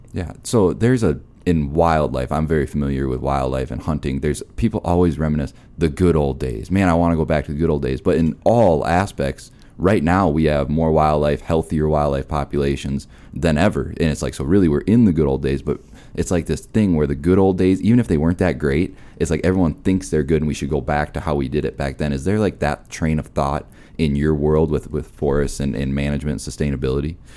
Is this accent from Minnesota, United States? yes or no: yes; Minnesota, United States; now in Black Hills, United States; I'm from Minnesota originally